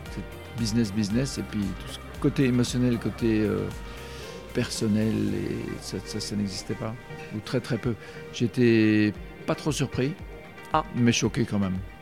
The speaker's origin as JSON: {"language": "French", "town": "Brussels", "region": "Brussels-Capital Region", "country": "Belgium", "tie": "born or raised there", "said": "en tant que Belge"}